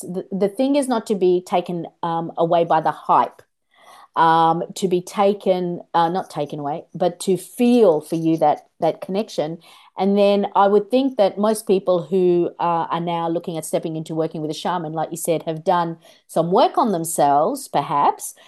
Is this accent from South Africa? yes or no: no; Australia; also born or lived in Kolkata, India; I was born in Kolkata, India. And in our culture, the grandmother raises the child a lot of the time. And when we came here to Australia, I was six.